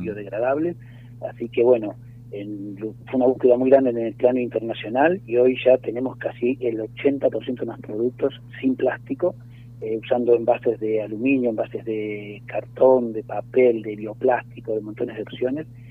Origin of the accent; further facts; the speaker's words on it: Buenos Aires, Argentina; moved away as an adult; now in Los Cocos, Argentina; nosotros, eh, somos de Buenos Aires